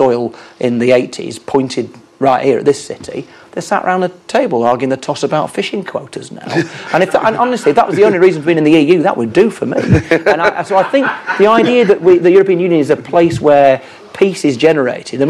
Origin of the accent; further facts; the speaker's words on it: the north of England, United Kingdom; as a Northerner, I don't want to secede